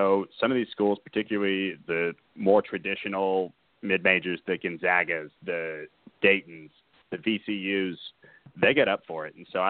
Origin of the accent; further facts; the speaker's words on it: Kansas, United States; growing up in Kansas, it was a huge tradition.